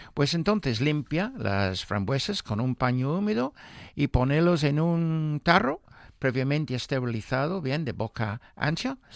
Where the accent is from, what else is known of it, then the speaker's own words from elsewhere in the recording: Newmarket, East of England, United Kingdom; moved away; mi pueblo, Newmarket. Sí. Porque sabes que mi, mi pueblo huele de caballos